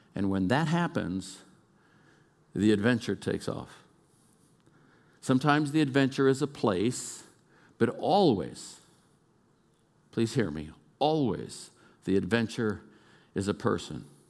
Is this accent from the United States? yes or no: yes; Oakland, California, United States; moved away; I'm a kid from East Oakland, California.